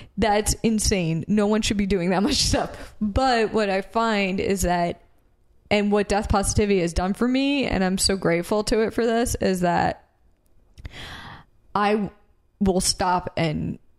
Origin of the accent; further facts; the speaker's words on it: Philadelphia, Pennsylvania, United States; So we mentioned we're from Philadelphia area, right?